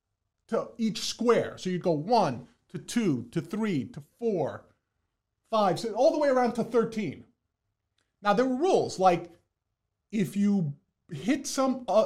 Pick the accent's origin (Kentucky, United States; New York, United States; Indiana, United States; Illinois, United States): New York, United States; New York City; I was born and raised in the Boogie Down